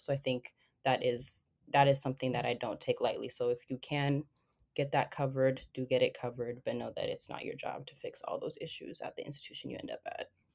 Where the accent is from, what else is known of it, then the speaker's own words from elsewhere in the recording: Seattle, Washington, United States; my family is from Ethiopia, and I lived in Seattle basically all of my life.